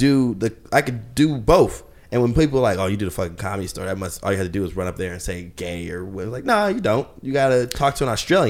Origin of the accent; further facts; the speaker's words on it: Seattle, Washington, United States; I'm from Seattle